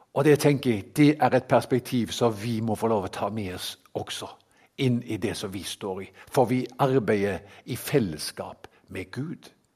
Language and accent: Norwegian; Haugesund, Rogaland, Norway; now in Kristiansand, Norway; Jeg kommer opprinnelig fra Haugesund